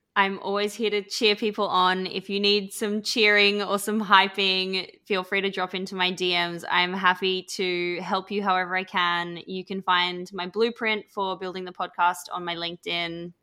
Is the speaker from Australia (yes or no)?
yes; Australia; accent: Australian; now in London, United Kingdom; everyone can probably hear I'm Australian, but I'm based in London. But where I grew up was literally the middle of absolutely nowhere in Australia.